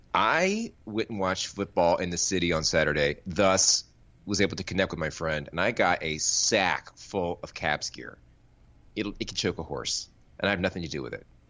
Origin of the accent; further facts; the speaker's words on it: Florida, United States; I grew up in Florida.